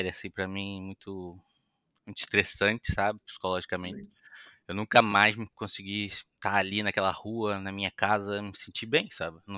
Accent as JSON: {"language": "Portuguese", "town": "Itaboraí", "region": "Rio de Janeiro", "country": "Brazil", "tie": "born or raised there", "said": "Sou de Itaboraí, né? meus pais são de Itaboraí, nasci em Itaboraí, 55 quilômetros do, do, Maracanã"}